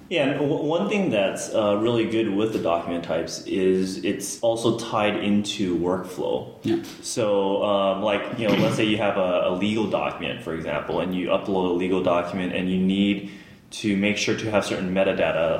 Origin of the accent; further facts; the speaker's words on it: Los Angeles, California, United States; moved away as an adult; now in United Kingdom; I'm born and raised in the Los Angeles area